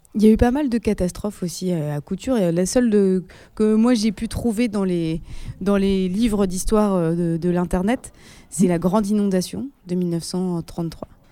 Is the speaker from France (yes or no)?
yes; Paris, Île-de-France, France; je suis en tant que parisienne